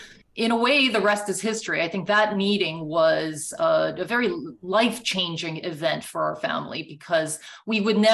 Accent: Canada; first language Japanese; English is a second language; moved away as an adult; also born or lived in Japan; now in United States; I was born in Japan, and we immigrated, my family and I immigrated to Canada when I was 3 years old

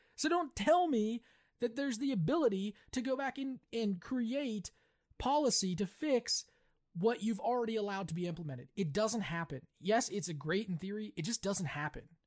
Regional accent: West Virginia, United States; you and I grew up in West Virginia, but we didn't grow up in a cool town. But we did grow up in a company town.

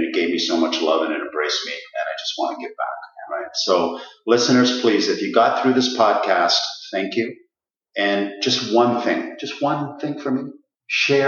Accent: Ottawa, Ontario, Canada; the Riverside Park is where we grew up in Ottawa.

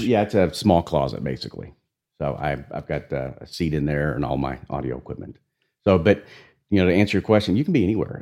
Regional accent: Amarillo, Texas, United States; also born or lived in San Antonio, Texas; I was born in San Antonio, raised in Amarillo, Texas

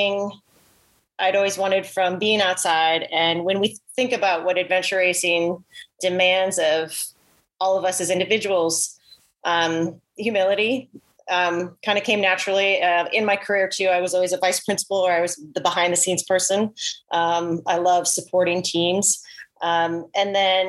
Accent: Oregon, United States; now in Virginia, United States; I grew up in Oregon

